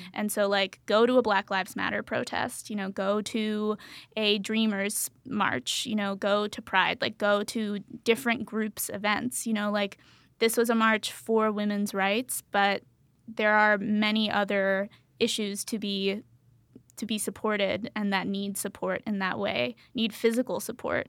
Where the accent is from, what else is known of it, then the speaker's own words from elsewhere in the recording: Pennsylvania, United States; I'm from Pennsylvania